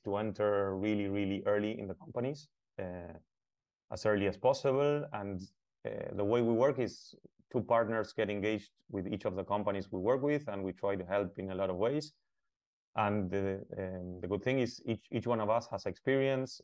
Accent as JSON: {"language": "English", "region": "Buenos Aires", "country": "Argentina", "tie": "born or raised there", "moved": "as an adult", "lives_now": "Uruguay", "said": "I'm from Buenos Aires. I lived all of my life in, in Buenos Aires, Argentina"}